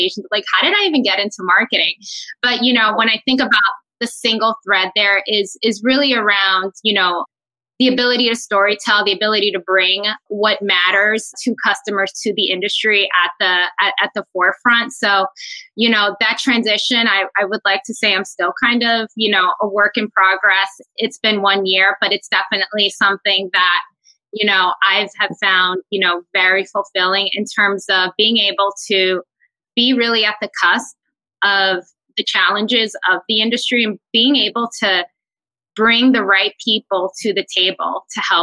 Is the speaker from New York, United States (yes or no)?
yes; New York, United States; I am very proud Dominicana, born and raised in New York City